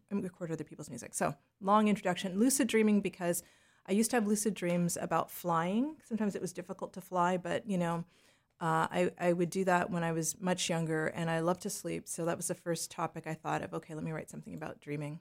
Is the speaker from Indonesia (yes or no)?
no; Leduc, Alberta, Canada; moved away as an adult; also born or lived in Jamaica / Toronto / New York; growing up in Western Canada